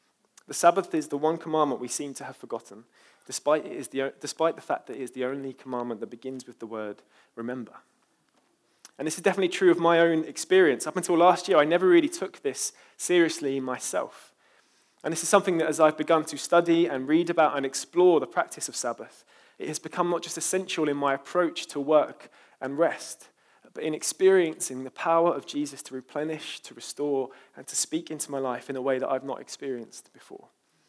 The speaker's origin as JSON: {"language": "English", "region": "London", "country": "United Kingdom", "said": "I'm from East London after all, so can't blame me."}